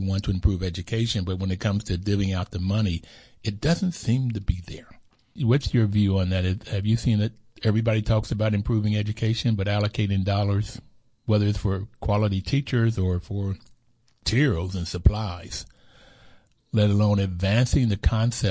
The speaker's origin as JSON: {"language": "English", "town": "Bluefield", "region": "West Virginia", "country": "United States", "tie": "born or raised there", "said": "I grew up in Bluefield, West Virginia, so it's rural"}